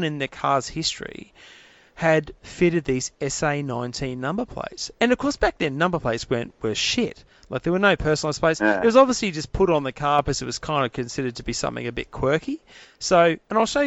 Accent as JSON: {"language": "English", "town": "Adelaide", "region": "South Australia", "country": "Australia", "tie": "born or raised there", "said": "when I was a kid, I grew up in Glenelg and Adelaide in the late 70s, early 80s."}